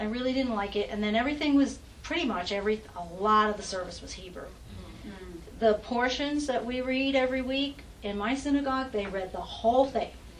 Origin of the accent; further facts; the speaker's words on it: New York, United States; I grew up in New York, so I had a lot of Catholic friends because there's everything in New York